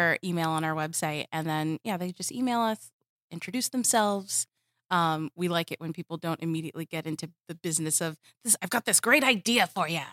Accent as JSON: {"language": "English", "region": "Southern California", "country": "United States", "tie": "born or raised there", "said": "I grew up in Southern California"}